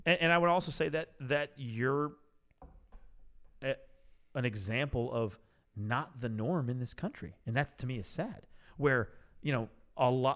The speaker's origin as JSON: {"language": "English", "town": "Oakland", "region": "California", "country": "United States", "tie": "born or raised there", "said": "I was born in Oakland. I'm an OG"}